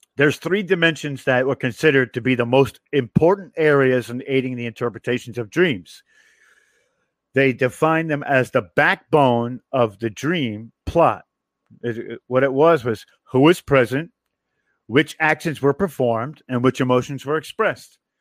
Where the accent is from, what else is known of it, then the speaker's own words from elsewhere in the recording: New York, United States; I'm from New York